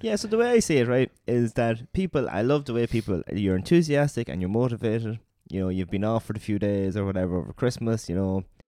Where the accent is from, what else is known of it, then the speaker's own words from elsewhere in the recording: Ireland; we're Irish